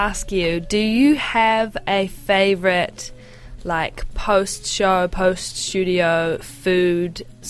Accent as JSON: {"language": "English", "town": "Hamilton", "region": "Waikato", "country": "New Zealand", "said": "So I am from Hamilton"}